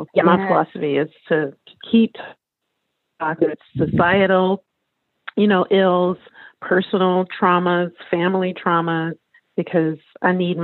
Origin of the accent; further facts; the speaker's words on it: Louisiana, United States; now in California, United States; I'm from Louisiana